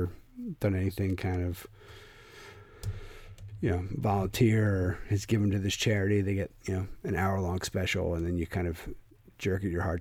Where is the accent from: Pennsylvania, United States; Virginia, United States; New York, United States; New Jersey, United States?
Pennsylvania, United States; Philadelphia; now in New England, United States; I'm from Philadelphia